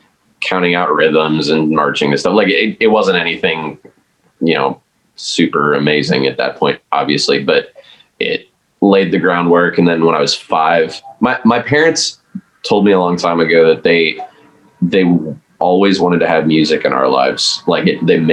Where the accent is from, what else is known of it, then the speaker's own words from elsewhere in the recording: just west of Milwaukee, Wisconsin, United States; now in Nashville, United States; I grew up in Wisconsin, just west of Milwaukee.